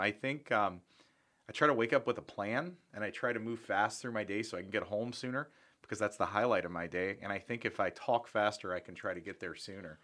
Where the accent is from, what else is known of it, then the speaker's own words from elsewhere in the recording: Charleston, West Virginia, United States; also born or lived in Belle, West Virginia / Dupont City, West Virginia; I'm from Charleston, West Virginia. I, I actually started in a place called Bell and then DuPont City